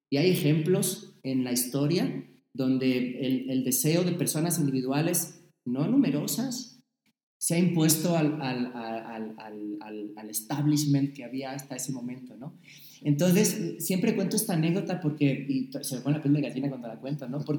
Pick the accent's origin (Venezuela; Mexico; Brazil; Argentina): Mexico; Ah, pues yo de México.